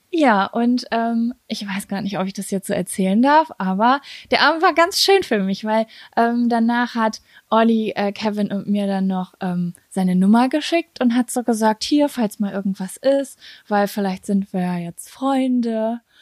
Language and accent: German; Lübbecke, North Rhine-Westphalia, Germany; moved away as an adult; in Lübbecke, in meiner Heimatstadt